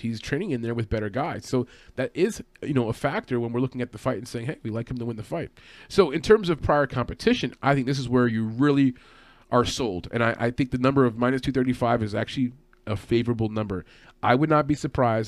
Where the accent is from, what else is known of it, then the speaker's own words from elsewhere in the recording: New York City area, United States; I'm from the New York City area